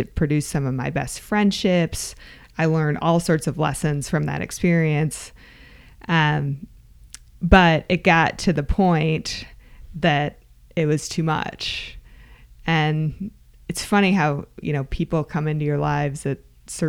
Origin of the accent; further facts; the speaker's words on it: Michigan, United States; I grew up in Michigan